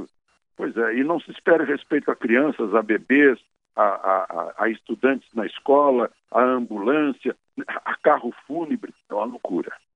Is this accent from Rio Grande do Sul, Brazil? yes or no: yes; Cachoeira do Sul, Rio Grande do Sul, Brazil; minha terra, uh, Cachoeira do Sul